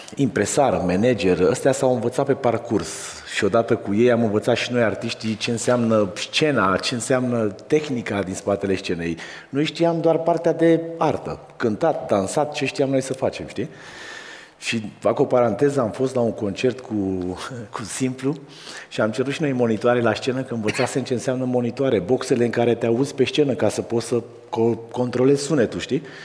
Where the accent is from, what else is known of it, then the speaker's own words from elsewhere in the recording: Pitești, Argeș, Romania; eu ă, sunt de la Pitești